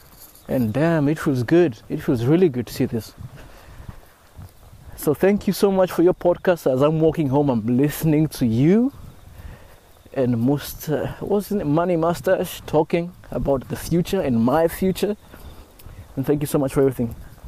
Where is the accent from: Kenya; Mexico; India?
Kenya; moved away as an adult; also born or lived in Osaka, Japan; now in Kyushu, Japan; from Kenya, living in Japan for the past 4 years. I just moved out of Osaka and I'm currently living in Kyushu as of yesterday.